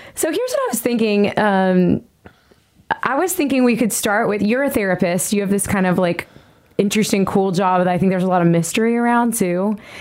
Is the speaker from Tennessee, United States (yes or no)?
yes; Nashville, Tennessee, United States; i am a singer songwriter here in nashville tennessee this is my hometown